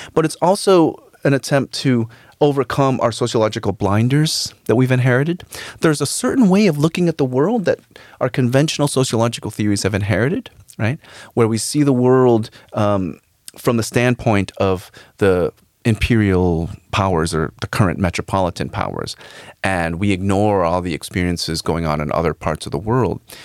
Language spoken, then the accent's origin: English; United States; I actually was born in in, in the United States, but my parents came from the Philippines